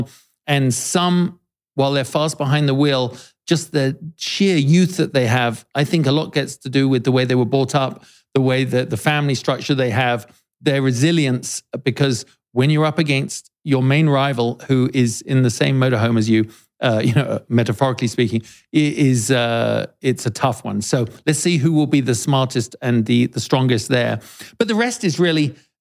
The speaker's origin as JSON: {"language": "English", "country": "United Kingdom", "said": "as a Brit"}